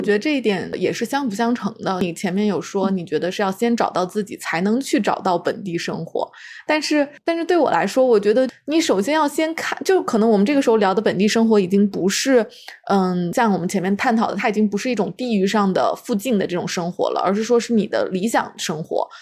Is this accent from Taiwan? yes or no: no; a small city in central China, China; moved away; 我是出生在就是中国中部的一个小城市